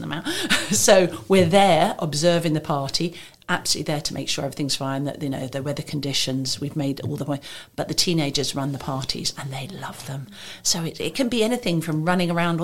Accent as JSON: {"language": "English", "region": "England", "country": "United Kingdom", "moved": "yes", "lives_now": "Maidenhead, United Kingdom", "said": "I'm originally from England, but I've lived in different countries"}